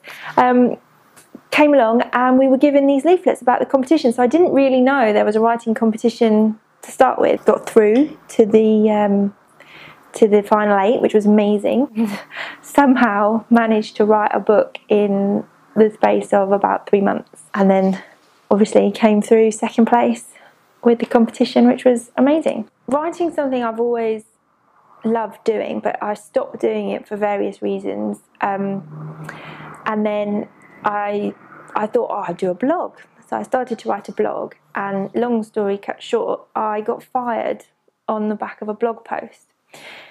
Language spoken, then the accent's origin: English; Peterborough, East of England, United Kingdom; moved away as an adult; now in Barking, United Kingdom; I'm originally from Peterborough, but I've lived in Barking the last 6 years